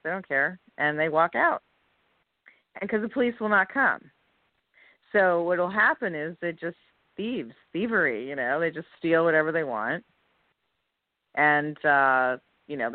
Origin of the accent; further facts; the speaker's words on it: New Jersey, United States; moved away as an adult; also born or lived in New York City; now in New York, United States; I grew up in Jersey, came to the city at 18 to go to school